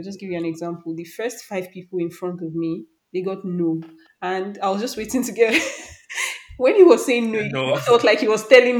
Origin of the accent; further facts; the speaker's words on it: Nigeria; as a Nigerian